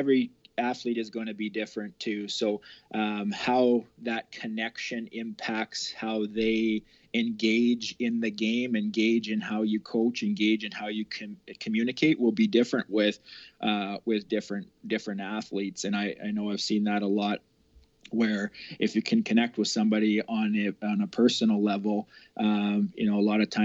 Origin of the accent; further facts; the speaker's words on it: Olds, Alberta, Canada; I drove in and out of the city from my hometown in Olds to Calgary